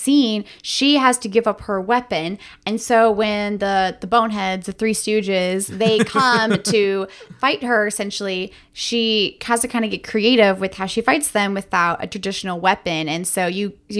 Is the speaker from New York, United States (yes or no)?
no; Riverview, Florida, United States; as a young teen, grew up in Riverview